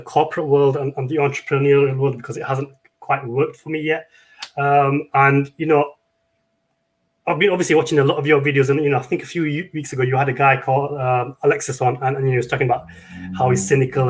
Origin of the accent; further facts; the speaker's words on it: United Kingdom; I'm from the UK.